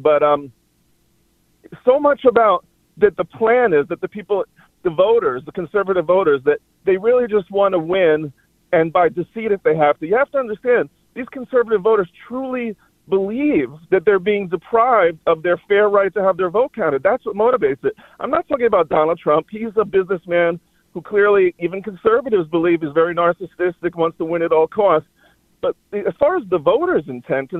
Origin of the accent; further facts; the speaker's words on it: New York City, New York, United States; I grew up in Manhattan